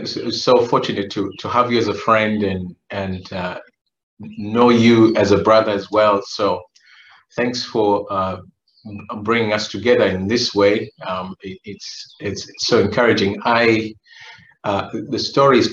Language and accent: English; Uganda; also born or lived in Kenya / Kampala, Uganda; now in United States; I was born in Kenya, raised in Uganda